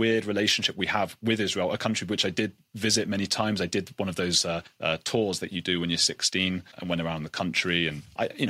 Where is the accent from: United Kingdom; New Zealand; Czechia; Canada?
United Kingdom; being British